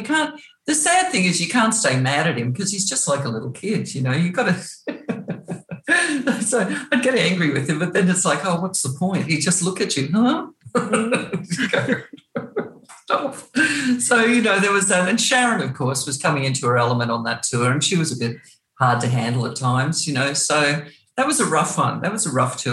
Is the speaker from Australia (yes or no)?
yes; Australia; accent: Australian; moved away as an adult; also born or lived in Brisbane, Queensland / England; now in Los Angeles, United States; your accent's still really Australian